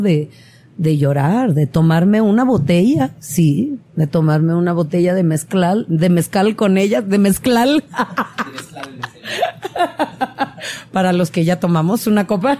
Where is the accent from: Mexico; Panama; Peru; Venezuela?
Mexico; Oaxaca; soy oaxaqueña